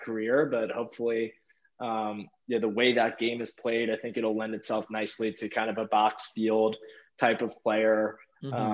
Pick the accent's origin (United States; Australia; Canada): United States; near Hofstra, New York; Hofstra. You know, like it's right by my hometown, and, you know, I had a lot of family there